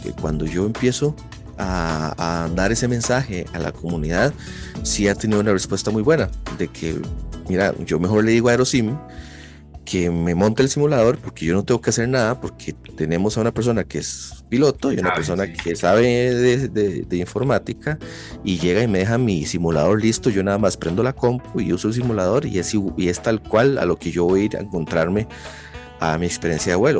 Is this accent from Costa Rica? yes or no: yes; Costa Rica; yo soy de Costa Rica